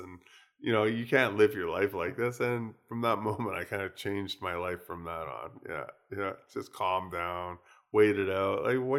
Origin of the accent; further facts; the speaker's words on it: United States; moved away as an adult; now in Vancouver, California, United States; I came from the States and I came from a small town with nobody there. And, you know, traffic was basically non-existent.